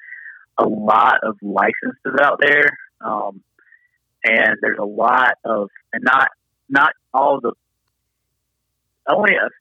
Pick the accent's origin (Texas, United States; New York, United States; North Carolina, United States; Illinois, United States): North Carolina, United States; Tarboro; I grew up here in Tarboro on the Tar River, so just upriver where I live now, which is in Bath